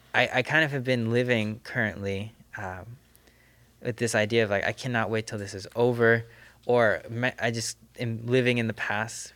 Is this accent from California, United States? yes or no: yes; Southern California, United States; I grew up in the Adventist, this, this SoCal Adventist system